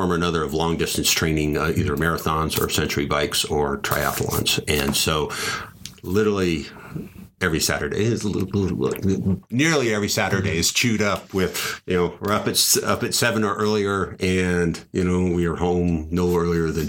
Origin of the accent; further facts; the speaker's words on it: United States; I was born in the United States